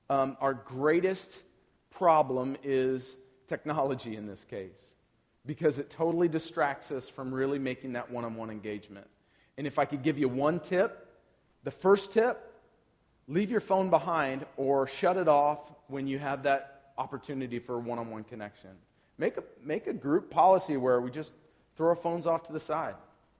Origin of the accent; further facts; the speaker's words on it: Portland, Oregon, United States; So I'm from Portland, Oregon.